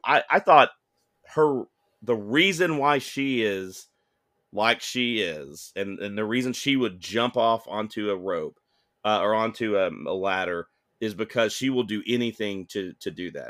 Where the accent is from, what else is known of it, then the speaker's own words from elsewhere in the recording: United States; I'm an American viewer